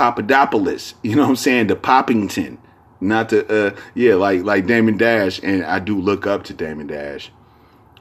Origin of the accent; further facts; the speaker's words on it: San Francisco, California, United States; moved away; also born or lived in Rodeo, California / Hercules, California; that's where I moved when I moved from Frisco